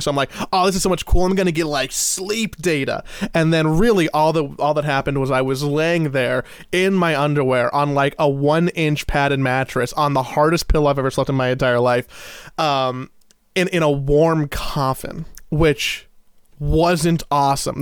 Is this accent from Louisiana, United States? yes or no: no; Los Angeles, California, United States; I was from Los Angeles